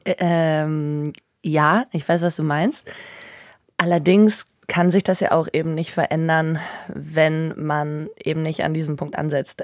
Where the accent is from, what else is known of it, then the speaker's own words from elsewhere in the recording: Northern Germany, Germany; ich in Norddeutschland aufgewachsen bin